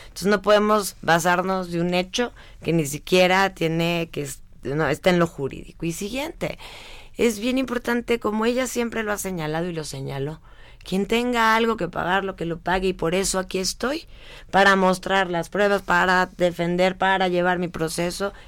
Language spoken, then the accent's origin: Spanish; Mexico; como ciudadana mexicana que soy